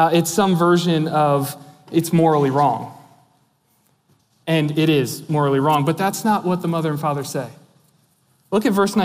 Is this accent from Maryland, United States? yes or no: yes; Maryland, United States; I grew up in Maryland, in the hills of Maryland, right on the Appalachian Trail